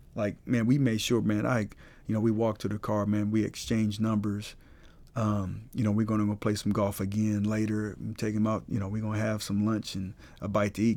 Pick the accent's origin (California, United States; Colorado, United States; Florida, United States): Colorado, United States; Colorado Springs; moved away; I'm from Colorado Springs